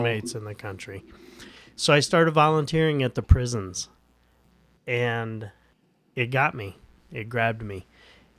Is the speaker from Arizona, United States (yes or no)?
no; Indianapolis, Indiana, United States; I grew up in Indianapolis, Indiana, the Bible Belt, a classic conservative upbringing